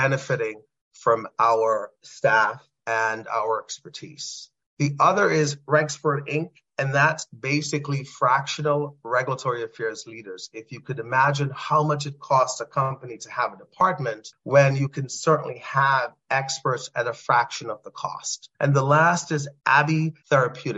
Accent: Trinidad & Tobago; moved away; a young boy growing up in Trinidad and Tobago.

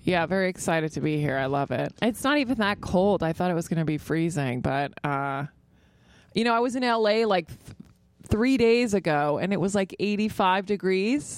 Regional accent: Virginia, United States; now in New York, United States; I grew up in Virginia, so you have to have a car.

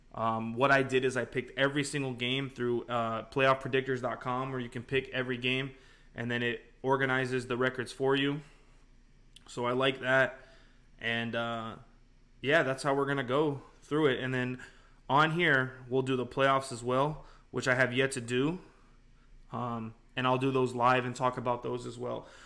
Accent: Las Vegas, Nevada, United States; I grew up in Vegas for most of my life, twenty-three, twenty-four ish years I've been living here.

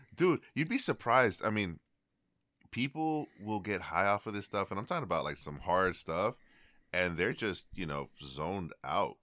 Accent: Bay Area, California, United States; I'm from the Bay Area

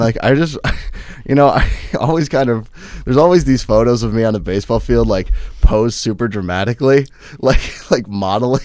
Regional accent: Minnesota, United States; also born or lived in Wheaton, Illinois / Chicago, Illinois / Saint Peter, Minnesota; my parents decided to move to, um, about ten miles outside of Hanscom, Minnesota

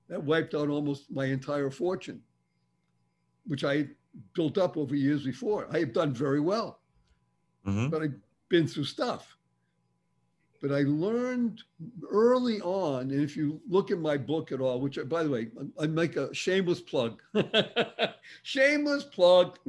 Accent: Boston, Massachusetts, United States; accent: Boston; I grew up in Boston, Massachusetts, and I can do Boston. I can speak that way if I want to.

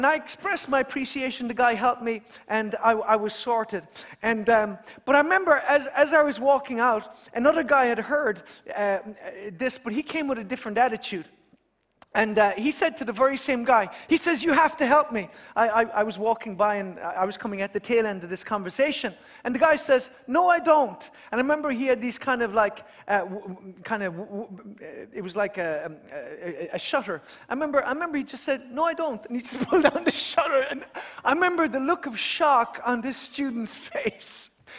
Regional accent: Kerry, Munster, Ireland; moved away as an adult; now in Dublin, Ireland; even though I'm from Kerry.

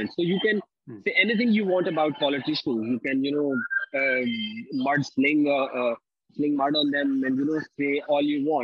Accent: Pakistan; I'm from Pakistan.

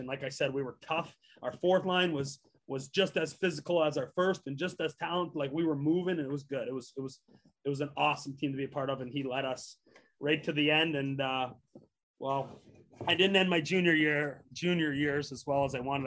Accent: Canada; moved away as an adult; also born or lived in Nebraska; growing up in Canada

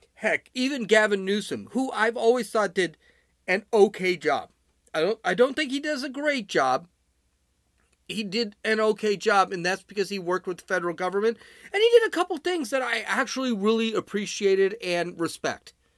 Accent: Chicago, Illinois, United States; I'm from Chicago

